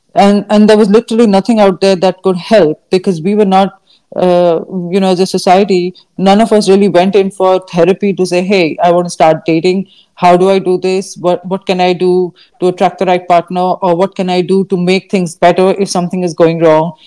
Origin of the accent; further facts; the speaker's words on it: India; growing up in India, learning uh, in school was not always very practical